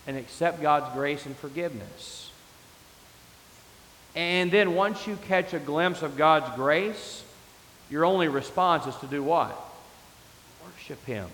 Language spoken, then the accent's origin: English; West Texas, United States; Growing up in West Texas